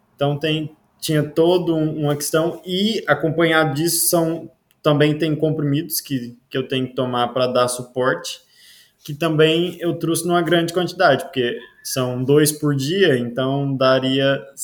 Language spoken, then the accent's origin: Portuguese; Iporá, Goiás, Brazil; moved away as an adult; now in Portugal; Eu vim do Goiás, de uma cidade que se chama Iporá, uma cidadezinha pequena do Goiás, lá do interiorzinho.